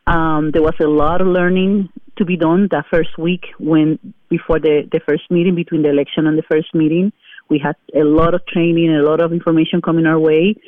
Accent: Puerto Rico; now in Madison, United States; So I am a resident of the city of Madison since 1991. I came here from Puerto Rico, and we settled on the Don Smarsh neighborhood area in 1996 when our son was like 4 months old.

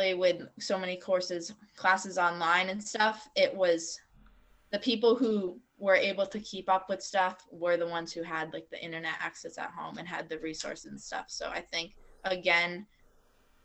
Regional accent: Waterbury, Vermont, United States; growing up in Waterbury and going to public school all my years

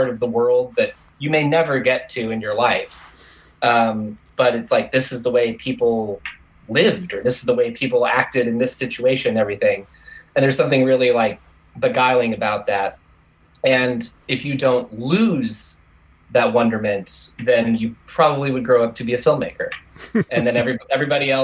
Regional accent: Tulsa, Oklahoma, United States; I was born in Tulsa, Oklahoma

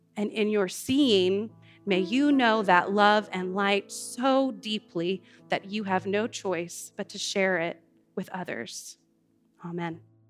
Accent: New Orleans, Louisiana, United States; moved away; I grew up in New Orleans and our family lost our home

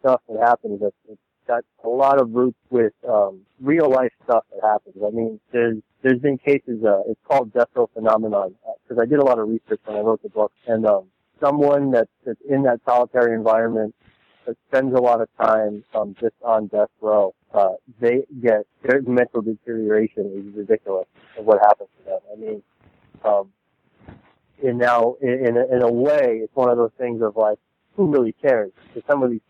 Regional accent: New York, United States; moved away; I'm originally from New York, so 9/11 was like a huge event in my life. I was a senior in high school at the time

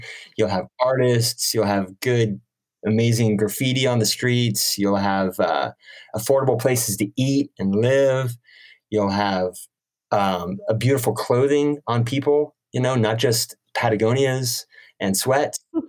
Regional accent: San Francisco, California, United States; now in Los Angeles, United States; And then when you're in LA and you say, hey, I'm from San Francisco, people usually go, amazing.

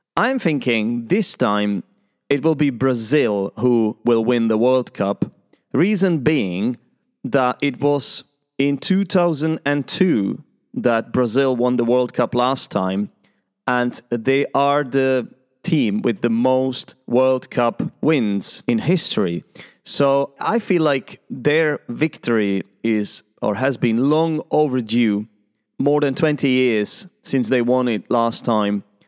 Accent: Czechia; I'm an English teacher and an Arsenal fan from the Czech Republic

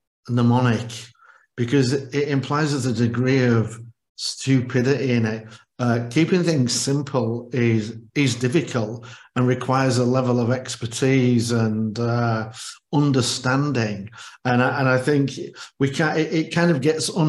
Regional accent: Yorkshire and the Humber, United Kingdom; I'm from Yorkshire, and we are known for our pragmatic common sense

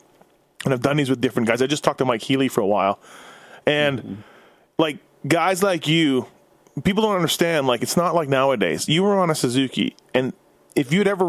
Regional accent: Canada; I'm from Canada.

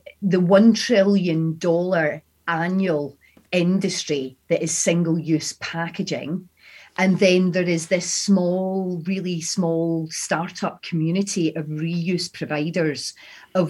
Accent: Scotland, United Kingdom; accent: Scottish; my Scottish accent

